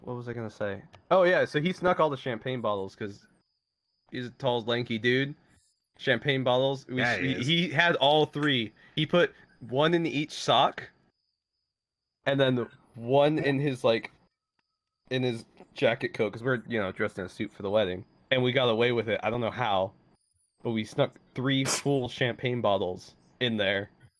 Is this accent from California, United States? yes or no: yes; California, United States; I'm not supposed to, but you're from California. I'm from California.